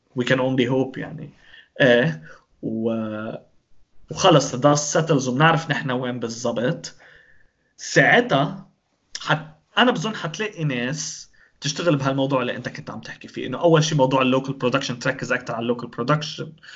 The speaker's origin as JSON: {"language": "Arabic", "country": "Lebanon", "said": "نحن بلبنان"}